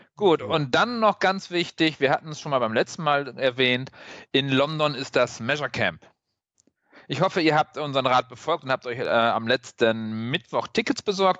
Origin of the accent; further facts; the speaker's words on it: Northern Germany, Germany; now in Cologne, Germany; ich als Norddeutscher